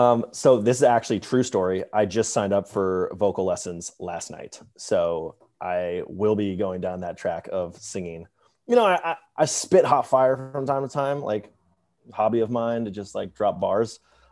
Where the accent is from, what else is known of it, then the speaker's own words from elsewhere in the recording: Atlanta, Georgia, United States; Atlanta, Georgia.